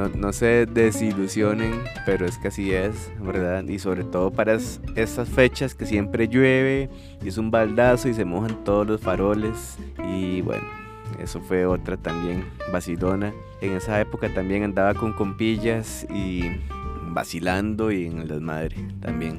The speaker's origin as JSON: {"language": "Spanish", "town": "Guadalupe", "region": "San José", "country": "Costa Rica", "said": "yo era atleta del cantón de Guaycochea y también era atleta del liceo, Liceo Napoleón Quesada, y me tocaba también representar a Costa Rica"}